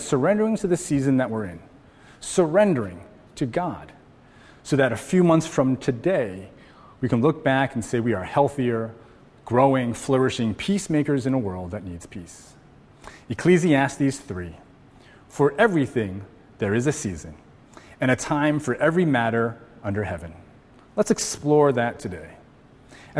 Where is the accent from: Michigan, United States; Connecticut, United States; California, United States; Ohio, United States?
Connecticut, United States; now in Hawaii, United States; I grew up in Connecticut